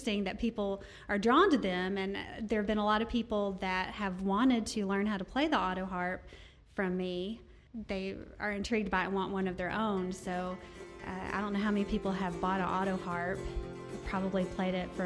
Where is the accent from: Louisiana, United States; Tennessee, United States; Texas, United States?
Tennessee, United States; Elizabethton; moved away as an adult; also born or lived in New York City; I grew up in East Tennessee in a little town called Elizabethton